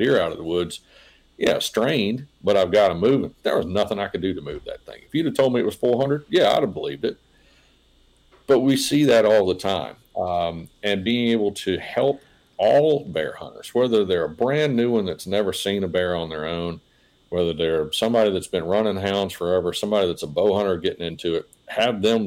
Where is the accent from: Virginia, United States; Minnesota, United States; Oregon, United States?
Virginia, United States; south end of Nelson County; When I was a kid growing up in South End of Nelson County